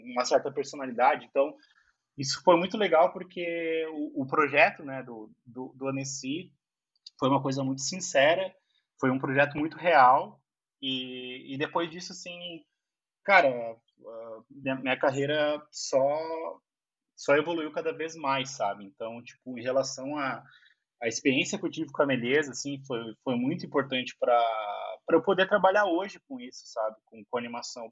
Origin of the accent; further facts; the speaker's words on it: Cachoeirinha, Rio Grande do Sul, Brazil; moved away as an adult; also born or lived in Porto Alegre; now in São Paulo, Brazil; Nasci em Porto Alegre, mas eu morei a minha vida inteira em Cachoeirinha